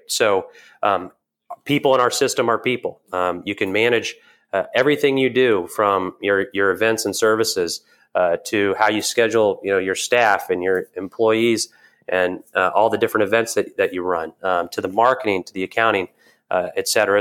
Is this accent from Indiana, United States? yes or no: yes; Evansville, Indiana, United States; I'm from Southern Indiana, a small town called Evansville